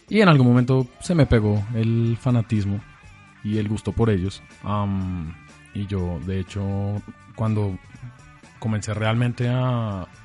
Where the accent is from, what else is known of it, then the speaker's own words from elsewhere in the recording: Bogotá, Colombia; nací y crecí en, Bogotá, acá en Bogotá. pero tengo, digamos, familia y antecedentes en Alemania.